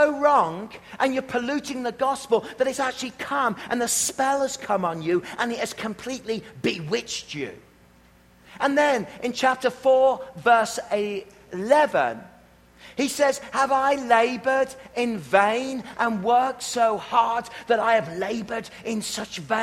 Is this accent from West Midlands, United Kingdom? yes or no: yes; Worcestershire, West Midlands, United Kingdom; now in Canada; I'm from Worcestershire.